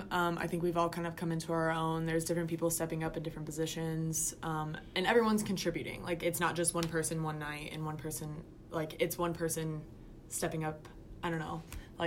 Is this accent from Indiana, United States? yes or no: yes; Indianapolis, Indiana, United States; I'm a junior, and I'm from Indianapolis, Indiana, and I'm studying secondary education.